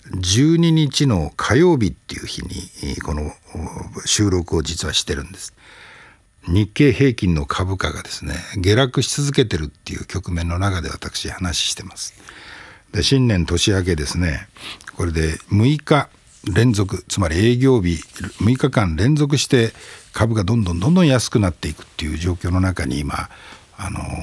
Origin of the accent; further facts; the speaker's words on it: Hokkaido, Japan; now in Tokyo, Japan; 私もあの北海道出身者